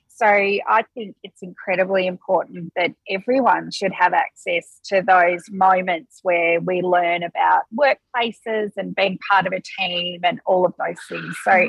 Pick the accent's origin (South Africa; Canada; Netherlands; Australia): Australia; Perth, Western Australia; moved away as an adult; also born or lived in Melbourne; I actually was living in Melbourne, um, but I am from Perth originally